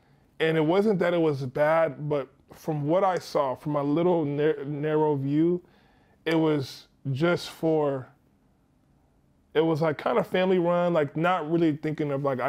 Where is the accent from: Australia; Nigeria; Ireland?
Nigeria; so I'm Nigerian as well.